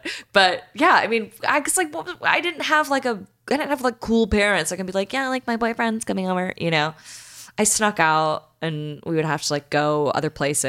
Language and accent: English; Michigan, United States; I'm from Michigan and I'm close to Canada